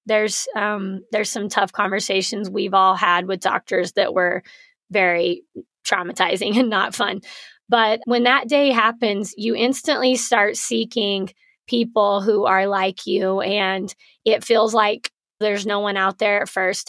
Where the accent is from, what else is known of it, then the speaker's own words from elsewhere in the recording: Artesia, New Mexico, United States; moved away as an adult; now in Lubbock, United States; I'm from Artesia, New Mexico.